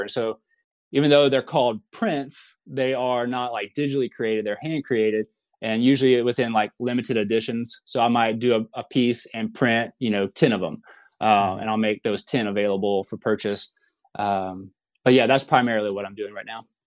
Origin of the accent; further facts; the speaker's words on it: Louisiana, United States; moved away as an adult; now in Oklahoma City, United States; I live in Oklahoma City. Um, I'm originally from Louisiana.